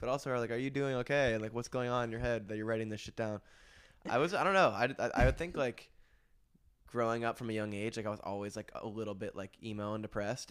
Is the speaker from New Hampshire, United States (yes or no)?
yes; Hanover, New Hampshire, United States; also born or lived in Stratford, Vermont; I grew up in Stratford, Vermont, in Hanover, New Hampshire.